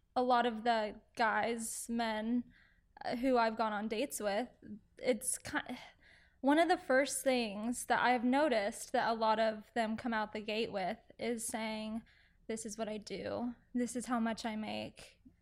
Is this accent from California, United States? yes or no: no; Aledo, near Fort Worth, Texas, United States; now in Dallas, United States; I grew up in Alito, a little outside, um, of Alito, kind of more in the Fort Worth area